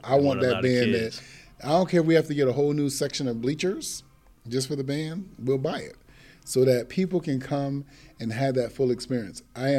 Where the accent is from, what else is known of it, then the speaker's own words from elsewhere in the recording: New England, United States; moved away as an adult; also born or lived in Virginia; a person growing up in New England, when I first moved to Virginia in 92